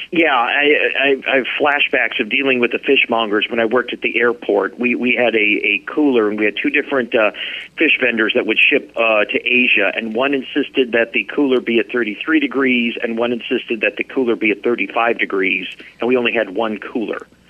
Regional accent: Nebraska, United States; now in Alaska, United States; I grew up in Nebraska

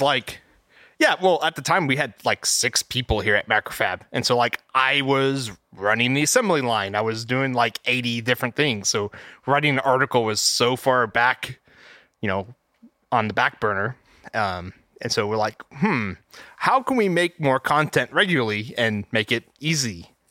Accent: Texas, United States; I'm an electrical engineer, um, born and raised in Texas

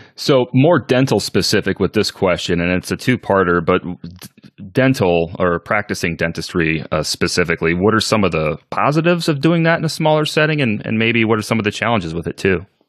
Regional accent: Northwest Iowa, United States; I'm from Northwest Iowa as well

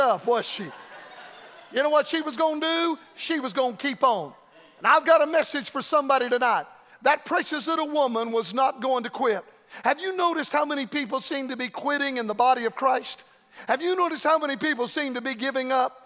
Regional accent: Florida, United States; Florida a lot anymore. My home state

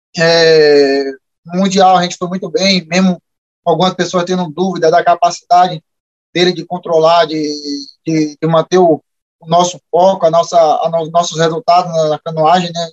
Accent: Bahia, Brazil; accent: baiano; moved away as an adult; now in Lagoa Santa, Brazil; eu ainda não aprendi sotaque mineiro, né? Só às vezes eu falo, ai, sou, nu, entendeu? É, é, mas prefiro mesmo meu sotaque baiano, é, as minhas origens

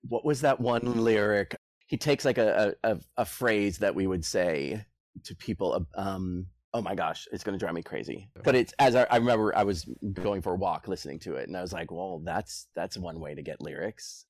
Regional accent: Boston, Massachusetts, United States; I'm from Boston

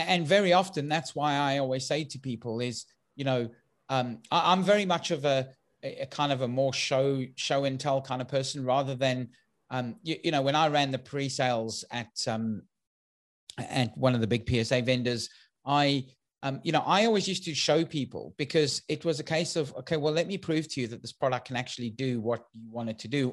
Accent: South Africa; now in United Kingdom; for those who've picked up my accent, I'm originally from South Africa, um, although I now live in the U K

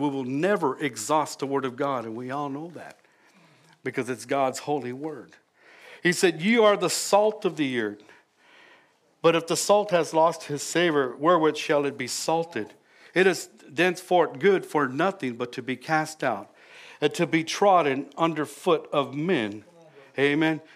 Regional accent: California, United States; now in Louisiana, United States; we're originally from California

